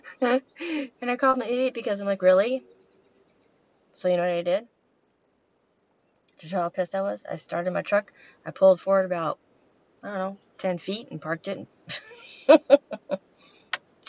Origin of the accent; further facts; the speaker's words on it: California, United States; moved away as an adult; now in Wisconsin, United States; I am originally from California, born and raised, and I moved out to Wisconsin in my late 30s to 40-ish.